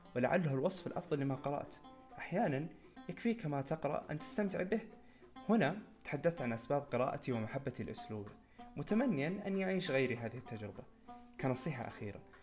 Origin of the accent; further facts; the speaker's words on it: Saudi Arabia; نحن كسعوديين